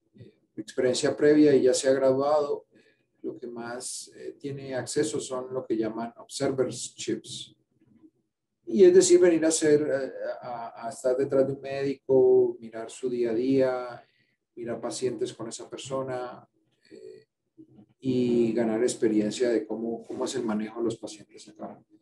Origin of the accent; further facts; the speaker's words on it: Cali, Valle del Cauca, Colombia; moved away as an adult; now in United States; Yo nací en Cali, Cali, Colombia